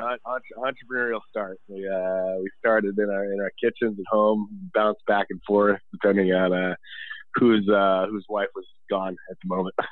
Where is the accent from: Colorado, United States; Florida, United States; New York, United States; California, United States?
Colorado, United States; Boulder; being born and raised in Boulder